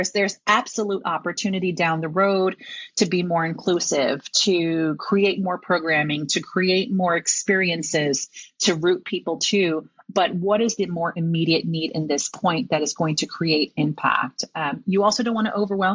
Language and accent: English; New York City, New York, United States; I am a New Yorker. My parents were born in New York, but we hail from Puerto Rico.